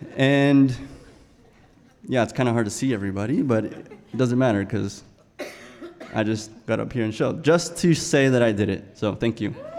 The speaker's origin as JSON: {"language": "English", "region": "South Texas", "country": "United States", "tie": "born or raised there", "moved": "yes", "said": "I'm from South Texas. Um, was born about 20 minutes from Mexico, and in a lifestyle where we went hunting and fishing and um, grew up on the ranch"}